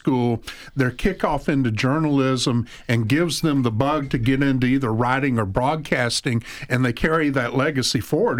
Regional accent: Georgia, United States; now in Florida, United States; in my hometown in Georgia

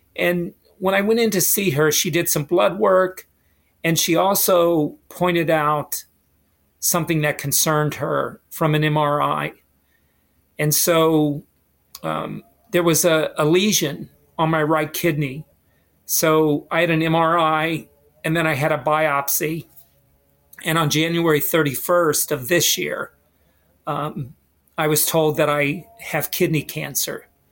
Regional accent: West Virginia, United States; moved away as an adult; I went to a small school, small high school in West Virginia.

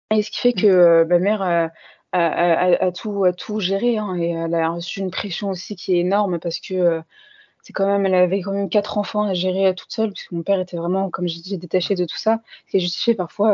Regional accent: Paris suburbs, Île-de-France, France; j'ai toujours grandi en France dans un quartier populaire de banlieue parisienne

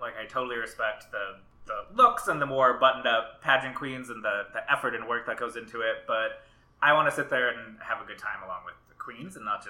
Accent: Minneapolis, Minnesota, United States; I grew up in Minneapolis

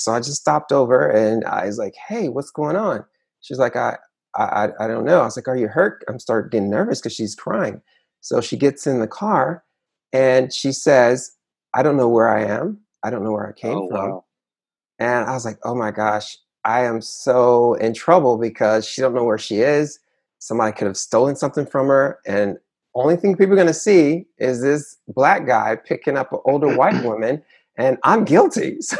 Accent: Conyers, Georgia, United States; I was telling her, hey, because we're from Conyers.

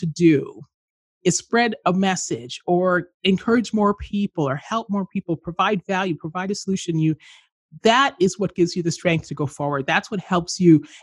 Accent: Canada; where I grew up in Canada

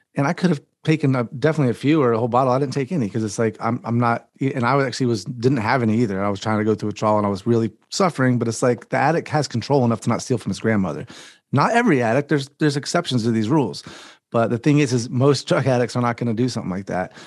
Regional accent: the South, United States; I'm from the South

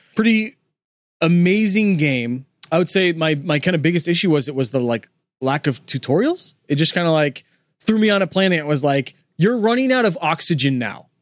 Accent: California, United States; also born or lived in Los Angeles, California (college); We grew up in California

